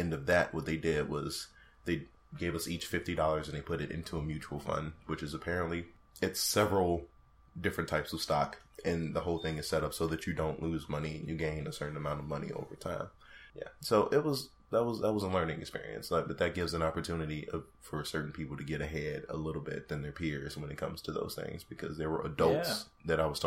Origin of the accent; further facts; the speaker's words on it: Chicago, Illinois, United States; I'm from Chicago